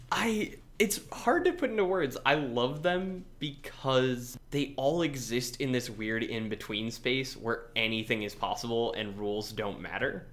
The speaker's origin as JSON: {"language": "English", "region": "Minnesota", "country": "United States", "said": "I am a person from Minnesota, the United States of America"}